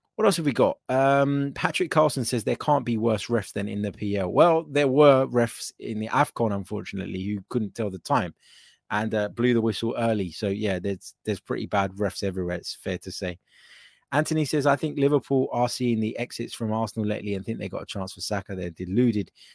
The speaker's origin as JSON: {"language": "English", "country": "Cyprus", "said": "I'm from Cyprus"}